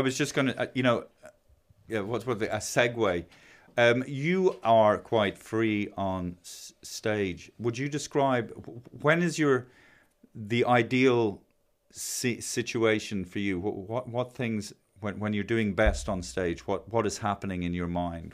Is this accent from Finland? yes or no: no; Ireland; it's an accident of birth that I'm Irish